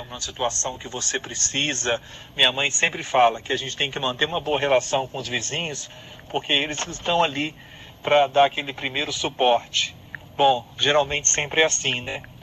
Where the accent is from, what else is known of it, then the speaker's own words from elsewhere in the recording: Brazil; nós somos brasileiros, nós somos um, um povo alegre, divertido